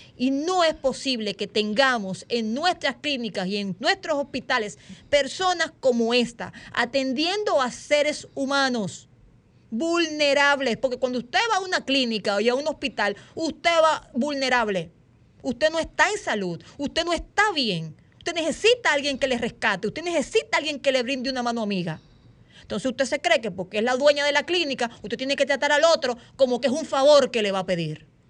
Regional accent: Dominican Republic; nosotros como dominicanos y dominicanas

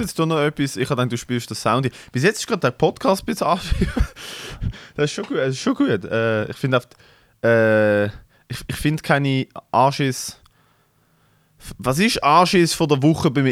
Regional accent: Basel, Basel-Stadt, Switzerland; bei uns in Basel

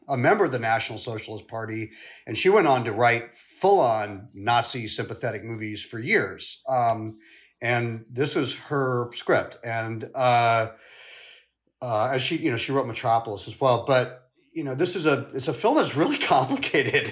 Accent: St. Louis, Missouri, United States; also born or lived in London; we moved from London to the States when I was really young, like five, and my mother taught dance at Washington University in Saint Louis. And, uh, I really lived on that campus

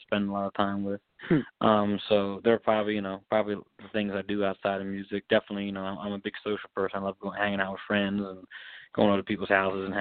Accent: Baltimore, Maryland, United States; I'm from Baltimore, Maryland, and I grew up in a musical family

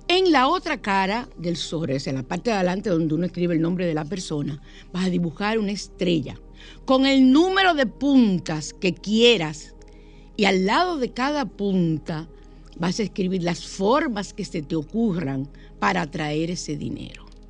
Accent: San Cristóbal, Dominican Republic; en mi pueblo, en San Cristóbal

